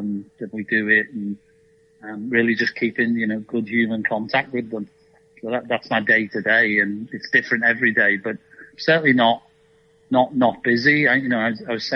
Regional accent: Liverpool, North West England, United Kingdom; moved away as an adult; also born or lived in Malaysia / Hong Kong / China / Germany; now in Nashville, United States; in my time at Liverpool, which I enjoyed immensely, and it's my hometown team

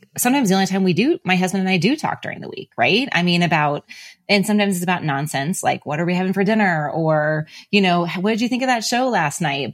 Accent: Kansas City, United States; I'm from Kansas City, so I know the town very well.

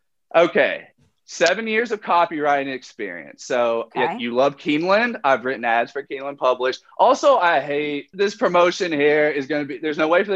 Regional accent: Kentucky, United States; I'm from Kentucky

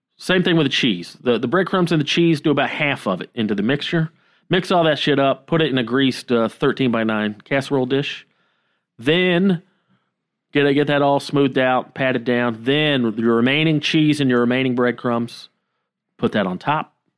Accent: the South, United States; My whole fucking childhood, growing up in the South

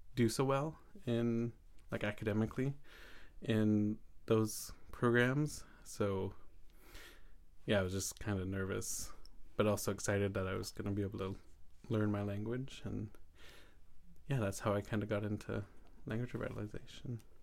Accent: Saanich, British Columbia, Canada; I come from Saanich, and I come from the Palkuchen Nation

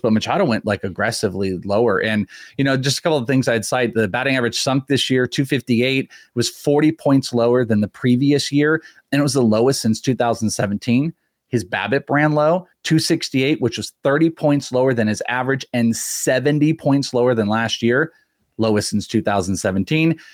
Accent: Bay Area, California, United States; I grew up in the Bay Area

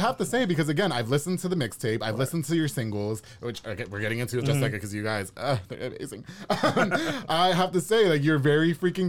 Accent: New York, United States; I'm from New York.

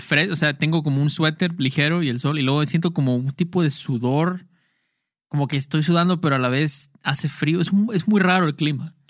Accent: Mexico; Soy un outcast a la sociedad mexicana.

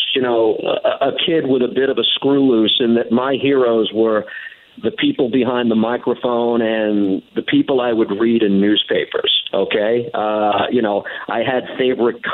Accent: New York, United States; growing up in New York

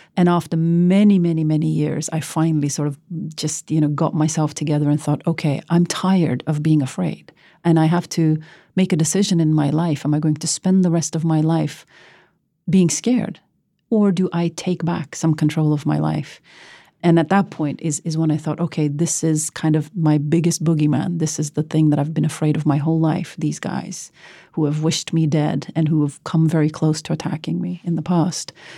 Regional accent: Norway; moved away as an adult; born and raised in the West like me

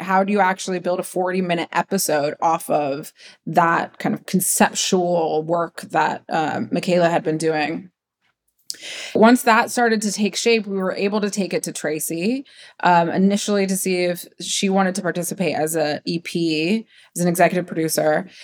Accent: Ohio, United States; I'm Westerner. I'm from Ohio

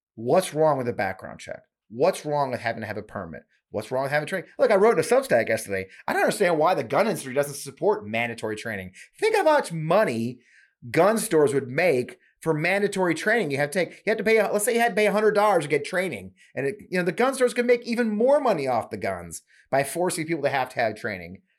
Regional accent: St. Louis, Missouri, United States; I grew up here in Saint Louis

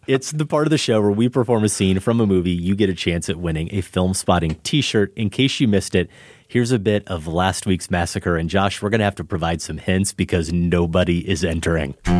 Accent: Grinnell, Iowa, United States; moved away; also born or lived in Chicago; when I grew up in Grinnell.

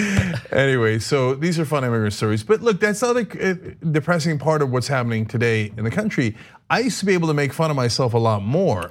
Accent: East Brunswick, New Jersey, United States; also born or lived in Turkey; I originally grew up in East Brunswick, New Jersey

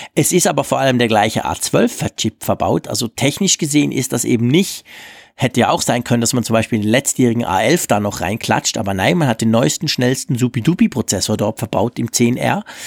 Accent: Switzerland; bei uns in der Schweiz

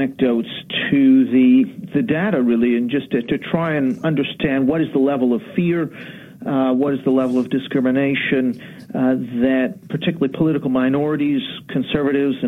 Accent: Canada; now in London, United Kingdom; I'm Canadian, though, so I'm sorry to disappoint you with the accent

